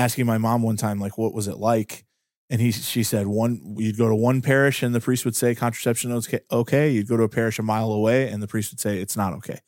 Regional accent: Pittsburgh, Pennsylvania, United States; I'm from Pittsburgh

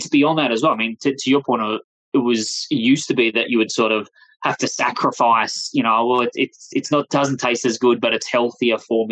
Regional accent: Australia; accent: Australian; moved away as an adult; now in United States; as you can hear from my accent, I'm originally from Australia. I've been in the US here now for nearly 4 years

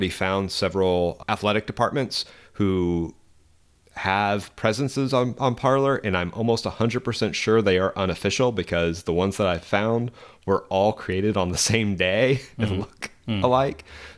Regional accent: Arkansas, United States; So I was searching my home state, Arkansas.

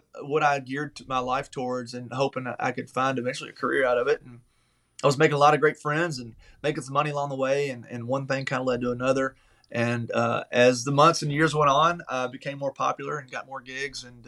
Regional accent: Taylorsville, Kentucky, United States; moved away as an adult; now in Nashville, United States; I grew up in Taylorsville, Kentucky. It's a little small town outside of Louisville

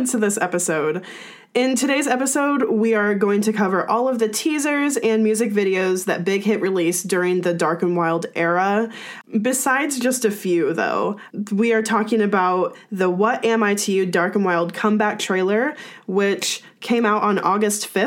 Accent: United States; as an American ARMY

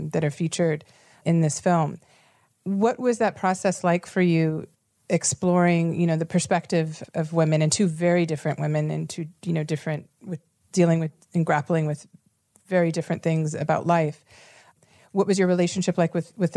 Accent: Houston, Texas, United States; I'm from the South and you know, seventh generation, you know, Houston, Texas, and grew up in the house with my great grandmother.

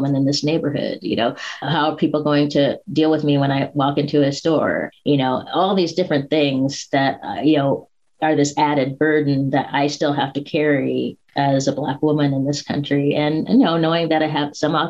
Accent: Spokane, Washington, United States; I grew up in Spokane, Washington, which is in Eastern Washington

